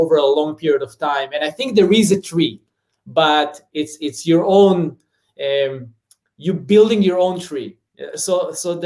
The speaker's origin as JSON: {"language": "English", "country": "Israel", "tie": "born or raised there", "moved": "as an adult", "lives_now": "San Fernando Valley, United States", "said": "I grew up in a small, it's called Mushav"}